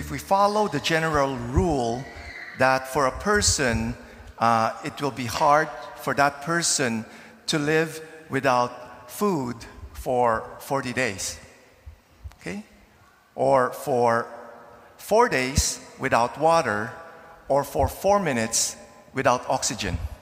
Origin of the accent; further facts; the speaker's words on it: Philippines; now in Canada; when I was growing up in the Philippines in the 70s and 80s